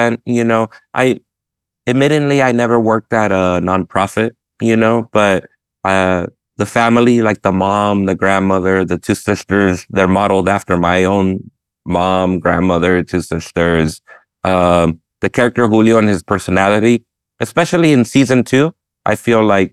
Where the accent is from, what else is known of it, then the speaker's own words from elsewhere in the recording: United States; I'm Mexican American and my parents are immigrants